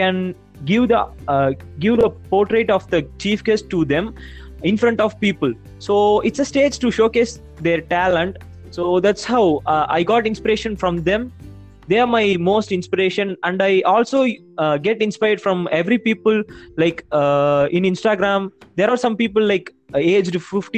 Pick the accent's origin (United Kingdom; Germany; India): India; Salem, Tamil Nadu; I'm from Salem.